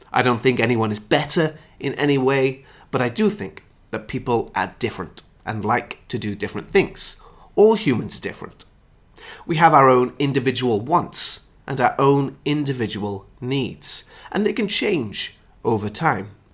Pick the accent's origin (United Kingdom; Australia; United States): United Kingdom; my hometown is just two hours away from Stratford upon Avon, which is Shakespeare's hometown. I'm an hour from Stonehenge, I'm an hour from the annual cheese chase, I'm an hour from the Roman baths